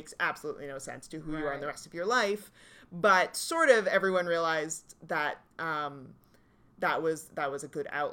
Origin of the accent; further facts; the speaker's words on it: Halifax, Nova Scotia, Canada; moved away as an adult; now in Toronto, Canada; I grew up in Halifax